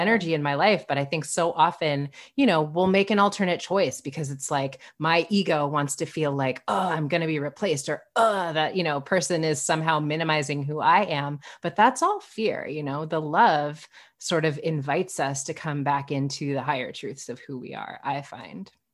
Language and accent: English; Midwest, United States; I grew up in the Midwest